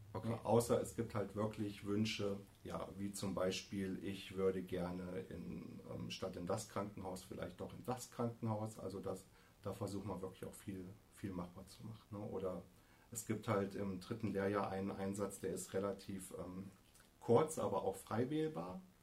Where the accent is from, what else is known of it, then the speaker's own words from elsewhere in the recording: Hesse, Germany; moved away as an adult; also born or lived in Kassel / Norderney; now in Hann. Münden, Germany; ich komme vom Meißner